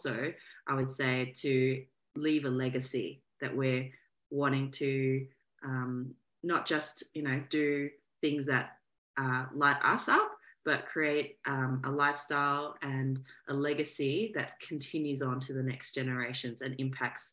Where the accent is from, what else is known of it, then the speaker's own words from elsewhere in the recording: Melbourne, Victoria, Australia; I am from Australia, so born and raised in Melbourne, Australia